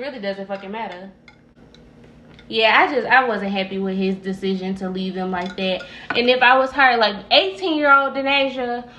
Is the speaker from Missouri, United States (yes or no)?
yes; St. Louis, Missouri, United States; also born or lived in Carbondale, Illinois; I've been in St. Louis since I was two. So like, I'm from St. Louis